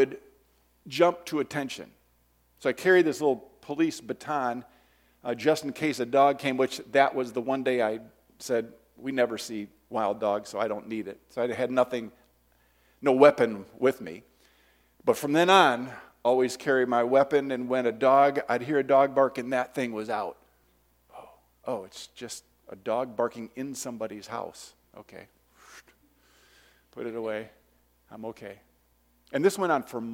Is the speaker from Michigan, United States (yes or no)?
yes; Detroit, Michigan, United States; I'm from Detroit